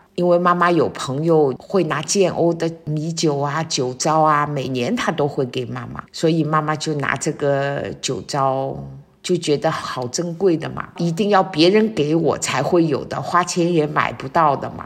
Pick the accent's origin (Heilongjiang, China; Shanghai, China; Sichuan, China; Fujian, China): Shanghai, China; 我们上海人平时的这种做的那种白斩鸡